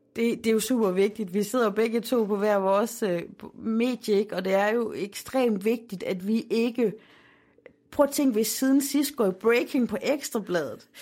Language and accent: Danish; Aarhus, Central Denmark Region, Denmark; Holme, hvor jeg er opvokset